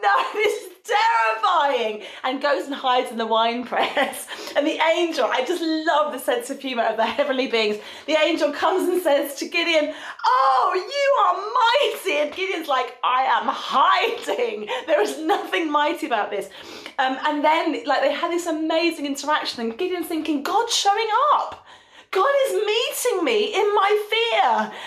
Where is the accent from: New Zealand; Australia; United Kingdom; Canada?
United Kingdom; London; now in North West England, United Kingdom; I'm from North London